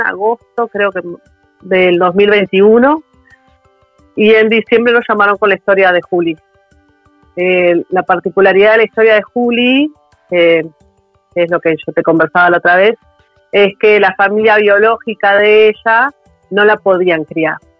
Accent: Montevideo, Uruguay; somos de Montevideo los dos

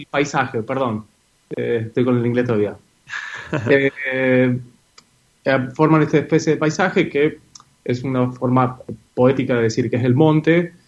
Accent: Catamarca, Argentina; moved away; also born or lived in Córdoba; cuando era chico, en Catamarca se duerme mucho la siesta, obviamente por el calor eh, que hacen la siesta, y yo no la dormía

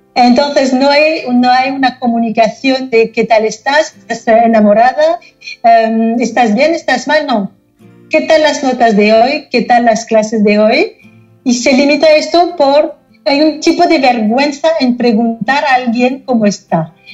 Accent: Paris, Île-de-France, France; Spanish is a second language; moved away as an adult; also born or lived in United States; now in Barcelona, Spain; nací en, Francia, no en París mismo, pero llegué a París cuando tenía un año, con lo cual he crecido en París

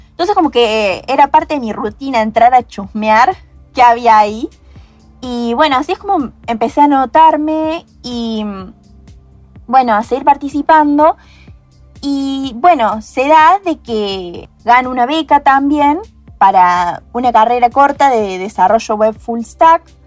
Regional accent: Hernando, Córdoba, Argentina; moved away as an adult; now in Córdoba, Argentina; soy de Hernando, una pequeña ciudad eh, en el interior de Córdoba, pero ahora eh, por la universidad me vine a Córdoba Capital.

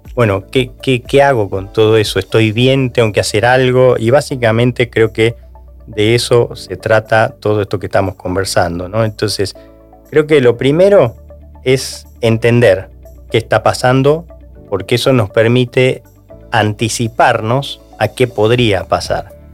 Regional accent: Argentina

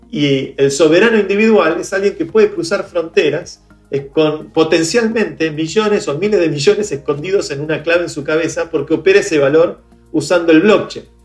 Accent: Venezuela; now in Argentina; yo me fui de Venezuela con todos mis ahorros escondidos en una clave en mi cabeza y ahora estoy en Argentina este, y puedo vivir acá

